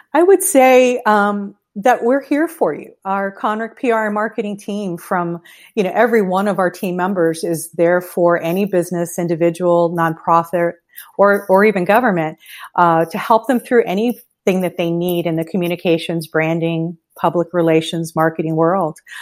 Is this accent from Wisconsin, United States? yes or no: no; Miami, Florida, United States; now in Fort Myers area, United States; I'm from the Miami area